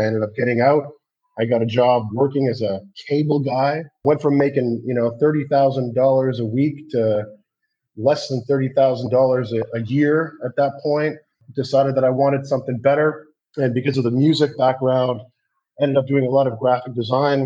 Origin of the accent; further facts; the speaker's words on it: Canada; Growing up in Canada